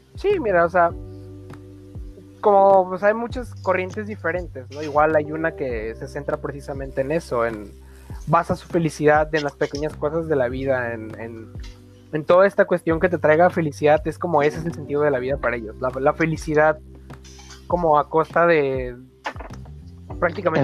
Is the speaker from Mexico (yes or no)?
yes; Mexico; como mexicanos